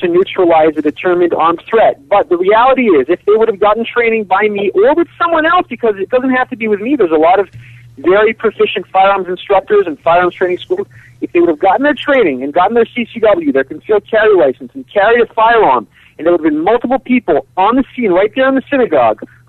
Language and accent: English; Kiryat Arba, Israel; moved away as an adult; now in United States; I grew up in Israel in the settlement of Kiryat Arba, which is next to Hebron in the West Bank.